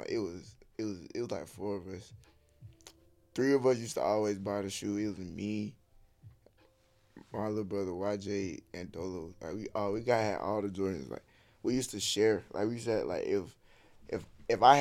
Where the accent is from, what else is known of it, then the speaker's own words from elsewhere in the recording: Albany, Georgia, United States; I'm from Albany